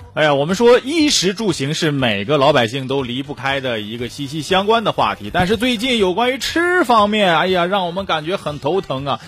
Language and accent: Chinese; China; 还说我们中国人用刀的习惯是错误的啊